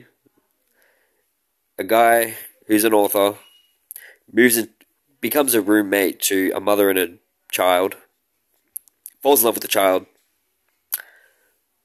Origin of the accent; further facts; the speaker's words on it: Australia; I'm an Australian